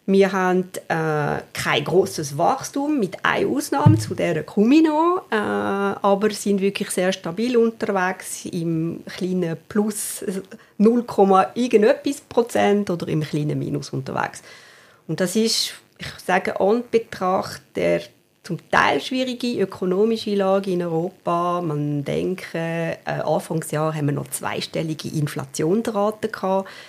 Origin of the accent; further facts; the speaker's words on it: Valais, Switzerland; moved away as an adult; Also ich bin am Fuß des Waldanivier aufgewachsen, in der Nähe von Sierre. Bin aber, äh, ja, glaub, mit 18,5 äh, habe ich das Wallis verlassen